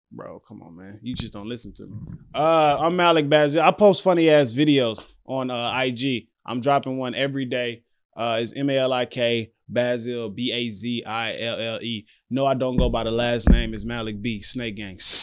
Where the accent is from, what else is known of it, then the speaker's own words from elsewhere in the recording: Louisiana, United States; the South where I'm from. So, I'm from Louisiana